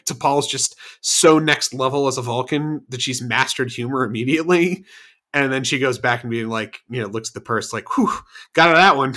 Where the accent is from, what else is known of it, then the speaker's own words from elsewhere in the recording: Florida, United States; I'm from Florida